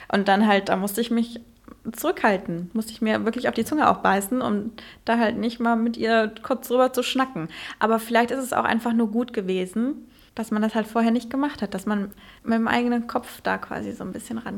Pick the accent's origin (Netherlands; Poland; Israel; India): Netherlands; now in Germany; mittlerweile vielleicht so ein bisschen Deutschland, weil ich halt auch da wohne und, äh, aber ich bin aufgewachsen in Holland und ich bin in, in Holland zur Schule gegangen. Ich hatte nie richtig Deutschunterricht